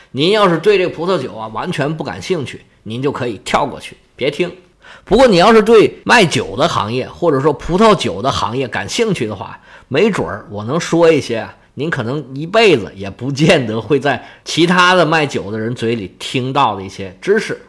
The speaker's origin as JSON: {"language": "Chinese", "country": "China", "said": "我们内地人"}